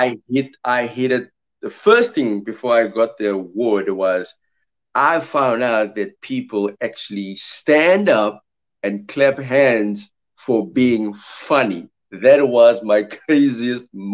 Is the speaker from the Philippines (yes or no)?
no; Heidelberg, Western Cape, South Africa; moved away as an adult; I grew up in Heidelberg, Cape. So it was a back and forth situation between Cape Town and Heidelberg.